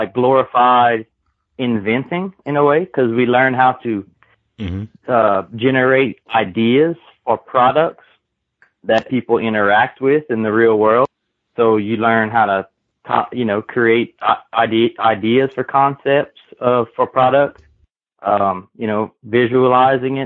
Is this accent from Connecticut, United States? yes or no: no; Kaplan, Louisiana, United States; I'm born and raised in Kaplan, Louisiana, which is South Louisiana